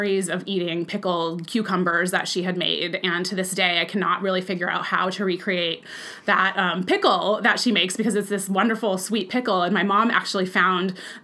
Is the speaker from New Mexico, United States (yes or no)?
no; Bakersfield, California, United States; moved away; I grew up in Bakersfield, and I lived there from the age of 4 through when I graduated from high school